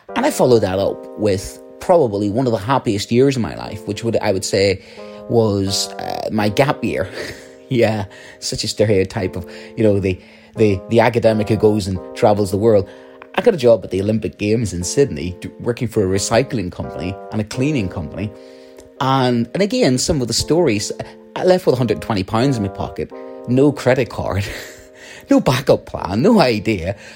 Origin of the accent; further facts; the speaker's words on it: Northern Ireland, United Kingdom; you can tell from my accent, um, a situation in, in the north of Ireland during the Troubles.